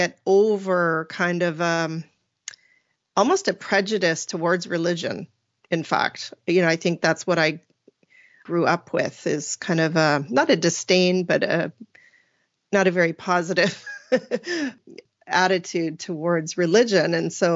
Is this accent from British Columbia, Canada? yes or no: yes; Vernon, British Columbia, Canada; I call myself a BC girl, a British Columbia girl, because I was born and raised right in the Central Valley of the Okanagan in a place called Vernon